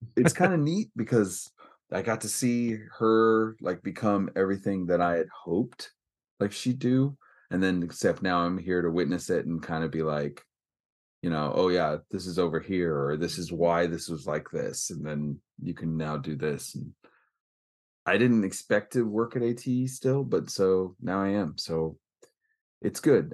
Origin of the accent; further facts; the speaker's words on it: Northern California, United States; I'm from California, it makes it, would make everyone think, like, beach and warmth, but that's a little southern. I'm northern